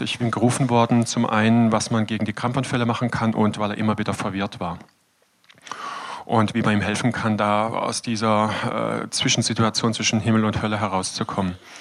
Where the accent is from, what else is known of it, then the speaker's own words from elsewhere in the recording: Todtnau, Baden-Württemberg, Germany; also born or lived in Freiburg; Ich bin Landarzt in Tottenau, meinem Geburtsort